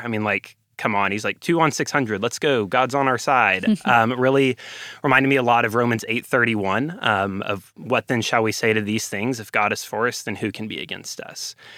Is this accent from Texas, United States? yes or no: yes; Ovilla, Texas, United States; I am a Texan through and through. I'm, uh, from a tiny town called Ovilla, Texas